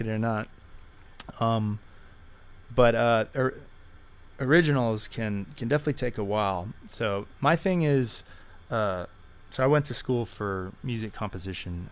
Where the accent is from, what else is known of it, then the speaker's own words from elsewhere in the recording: Dallas, Texas, United States; I'm from Dallas